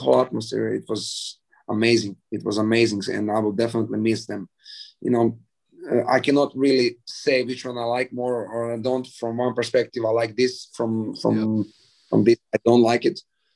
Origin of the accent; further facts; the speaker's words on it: Zadar, Zadar County, Croatia; Zadar is kind of my hometown